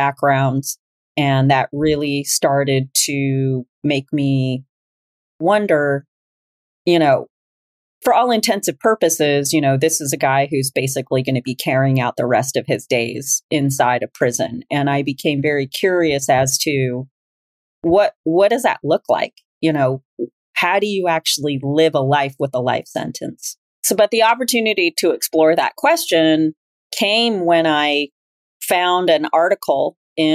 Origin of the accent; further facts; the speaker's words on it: Memphis, Tennessee, United States; also born or lived in Iowa; now in Los Angeles, United States; I grew up in Iowa and in Memphis, Tennessee